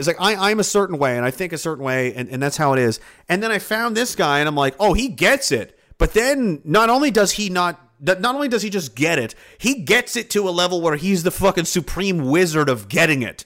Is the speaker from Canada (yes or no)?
yes; Pictou, Nova Scotia, Canada; I'm from Pictou. Horrible place. Horrible place to grow up.